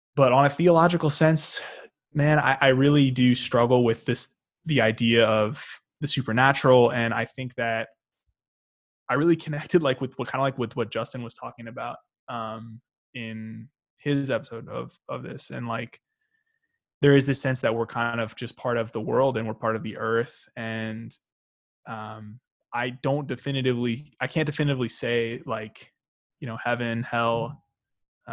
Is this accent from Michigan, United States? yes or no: no; Arkansas, United States; also born or lived in St. Louis, Missouri; We grew up in Arkansas, but we actually lived in Missouri a little bit um, when we were a bit younger.